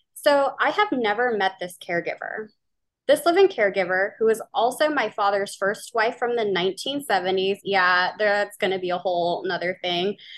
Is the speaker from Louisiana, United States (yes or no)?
yes; New Orleans, Louisiana, United States; now in Pacific Northwest, United States; I am from New Orleans, Louisiana, and I now live in the Pacific Northwest.